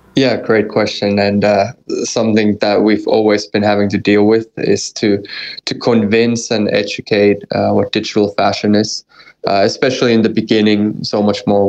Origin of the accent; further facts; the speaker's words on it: Finland; I'm half American. In my in my true true core, I'm 100% Finn